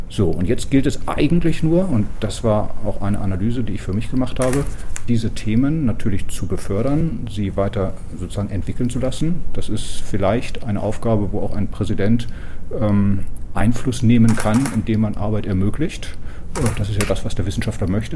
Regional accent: West Germany, Germany; moved away as an adult; also born or lived in Magdeburg; now in Darmstadt, Germany; als Westdeutscher

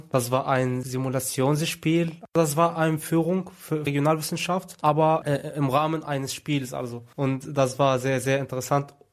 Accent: Egypt; German is a second language; ganz andere Art und Weise als in Ägypten, wo ich herkomme.

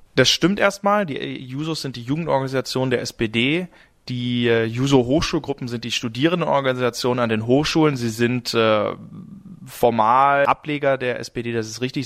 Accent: North Rhine-Westphalia, Germany; moved away as an adult; now in Karlsruhe, Germany; beim Gymnasium in meiner Heimatstadt Nordrhein-Westfalen

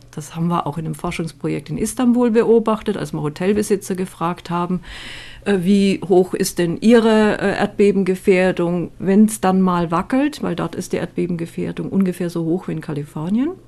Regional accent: Germany; bei uns in Deutschland

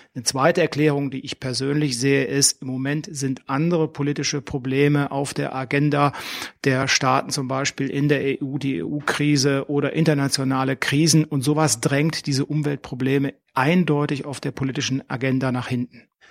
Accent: Germany; Bei uns in Deutschland

